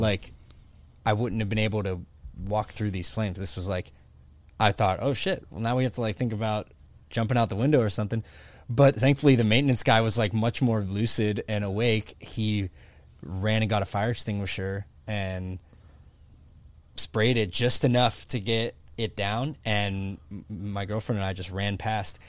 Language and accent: English; Pittsburgh, Pennsylvania, United States; moved away as an adult; now in Florida, United States; I grew up in Pittsburgh, Pennsylvania